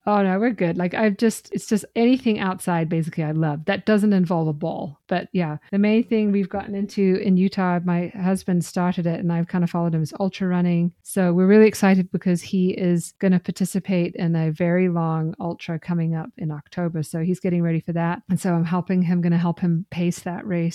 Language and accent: English; Zimbabwe; moved away as an adult; also born or lived in Ireland; now in United States; I grew up in Zimbabwe